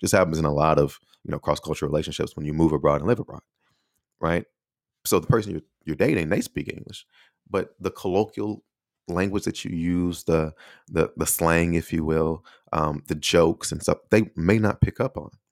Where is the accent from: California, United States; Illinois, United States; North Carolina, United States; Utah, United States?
Illinois, United States; Chicago; moved away as an adult; now in Taiwan; the city of Chicago, that's actually from the neighborhood or the surrounding area that I grew up in.